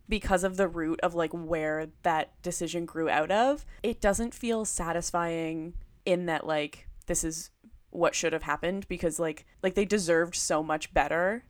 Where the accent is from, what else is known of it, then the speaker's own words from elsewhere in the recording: Ottawa, Ontario, Canada; I grew up in Ottawa